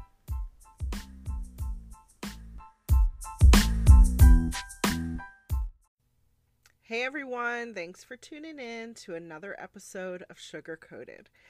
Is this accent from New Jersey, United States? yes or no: yes; Egg Harbor Township, New Jersey, United States; moved away as an adult; now in Texas, United States; I'm originally from New Jersey. Most people don't know the township, but I'm from EHT. It's about 15, 20 minutes outside of Atlantic City. And I was born and raised there for 22 years.